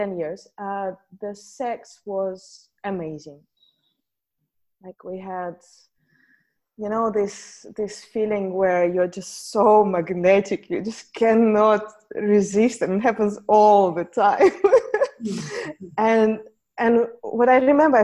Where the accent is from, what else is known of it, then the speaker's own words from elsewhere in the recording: Saint Petersburg, Russia; So I grew up in Russia, in St. Petersburg